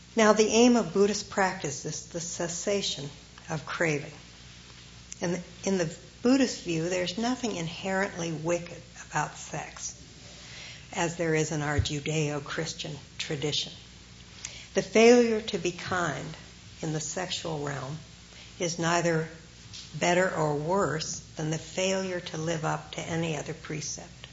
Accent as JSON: {"language": "English", "region": "Ohio", "country": "United States", "tie": "born or raised there", "moved": "yes", "said": "growing up in Ohio"}